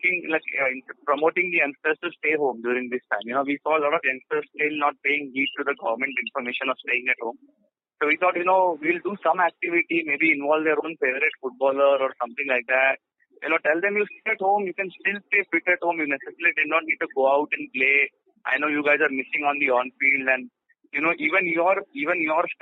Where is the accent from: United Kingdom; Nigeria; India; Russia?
India; I was from India at that time.